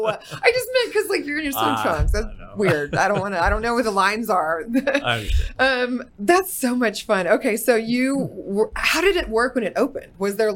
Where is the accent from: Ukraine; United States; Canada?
United States; Fort Worth, Texas; even though I was born in Fort Worth.